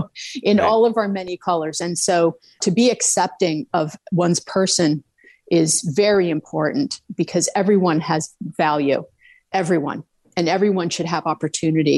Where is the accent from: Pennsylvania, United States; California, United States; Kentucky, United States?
Pennsylvania, United States; Camp Hill; also born or lived in Mechanicsburg, Pennsylvania / Los Angeles; my hometown here in Camp Hill, Pennsylvania. I grew up in like Mechanicsburg and Camp Hill.